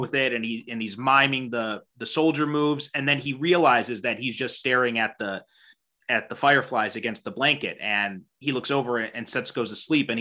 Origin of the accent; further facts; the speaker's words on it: United States; I was born and raised in America